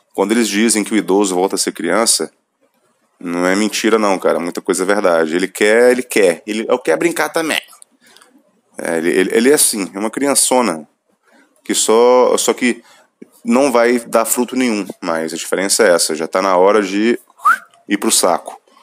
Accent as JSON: {"language": "Portuguese", "region": "Minas Gerais", "country": "Brazil", "said": "eu sou mineiro, então vou usar meu, meus vícios de linguagem"}